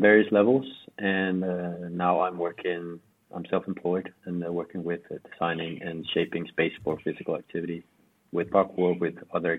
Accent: Copenhagen, Capital Region of Denmark, Denmark; I'm from Copenhagen, Denmark

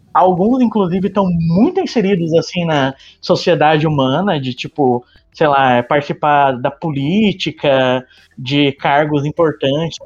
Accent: interior of São Paulo, Brazil; eu sou do interior de São Paulo

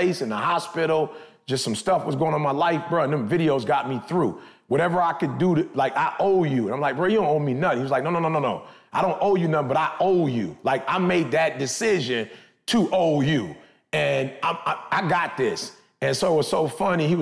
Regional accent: Michigan, United States; I'm from Michigan.

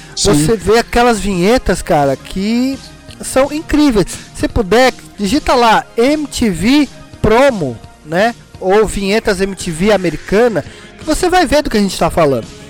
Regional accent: São Paulo, Brazil; Sempre morei em Pirituba

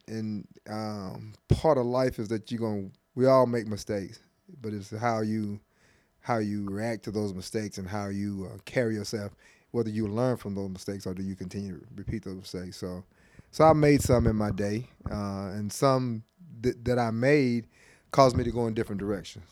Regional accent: Lexington, Tennessee, United States; Born and raised in Lexington, Lexington, Tennessee, went to high school there.

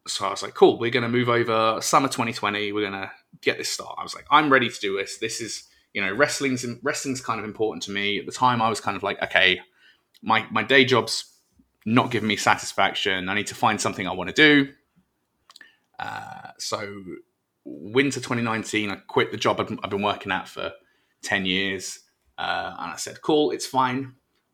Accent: United Kingdom; moved away as an adult; now in United States; I'm British

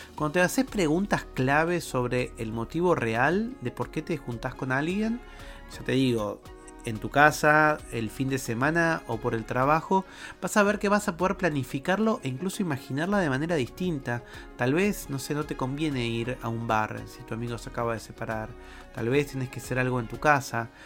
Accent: Argentina; en mi país, en Argentina

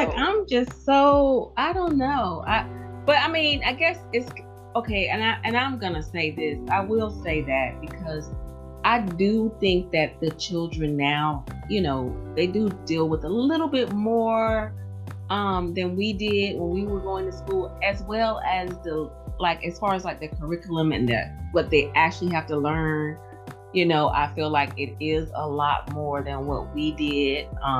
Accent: the South, United States; I'm from the South, so we didn't get that many.

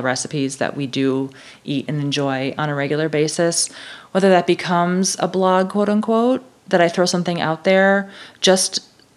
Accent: Wisconsin, United States; I'm from Wisconsin

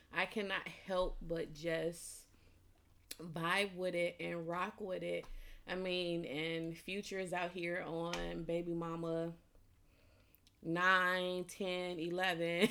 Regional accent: Chicago, Illinois, United States; now in England; I'm from Chicago

